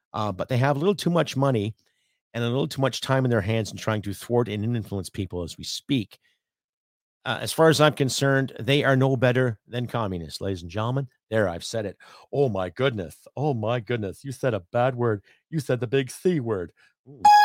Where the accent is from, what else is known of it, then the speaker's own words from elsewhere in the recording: Canada; we as the Canadian people